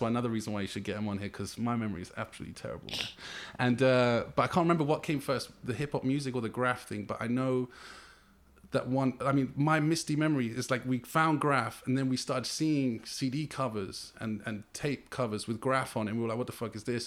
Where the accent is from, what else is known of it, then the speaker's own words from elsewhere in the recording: London, United Kingdom; I'm West London, man, yeah. through and through, born and raised